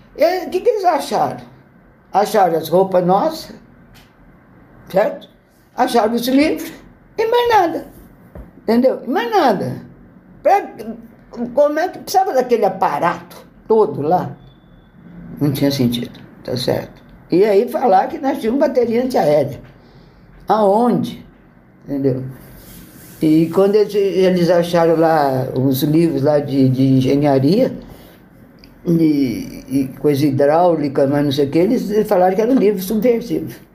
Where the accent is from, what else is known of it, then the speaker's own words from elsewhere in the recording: São Joaquim da Barra, São Paulo, Brazil; eu sou de uma cidade do interior de São Paulo, que é São Joaquim da Barra. Fica perto de Ribeirão Preto. Ó, quando eu nasci em 47, né, a cidade era pequena, tranquila, mas muito gostosa